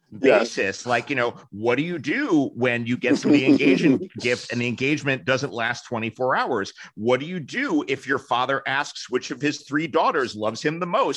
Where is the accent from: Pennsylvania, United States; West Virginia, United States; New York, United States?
New York, United States; Live two blocks away from the real Kramer from when I was Kenny, growing up in New York.